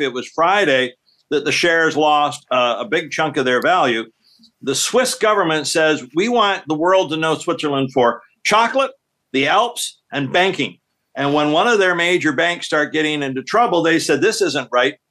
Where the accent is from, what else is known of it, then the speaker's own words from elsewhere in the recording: Canada; being Canadian